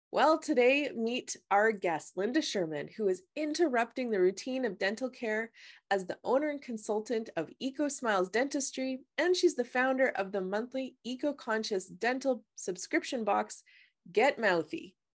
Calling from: British Columbia, Canada; I'm calling from British Columbia

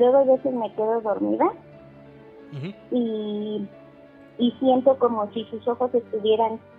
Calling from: Chavarría, Mexico; De Chavarría

